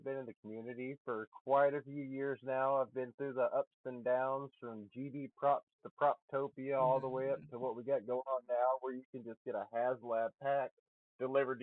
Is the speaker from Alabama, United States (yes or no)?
yes; Alabama, United States; moved away as an adult; also born or lived in Nevada / Oregon; now in Pacific Northwest, United States; I'm in the Pacific Northwest now, but I am from Alabama originally.